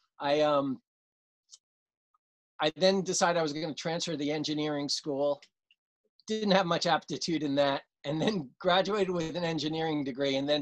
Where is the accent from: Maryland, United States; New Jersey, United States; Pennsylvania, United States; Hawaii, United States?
New Jersey, United States; Clifton; grew up in northern New Jersey in a town called Clifton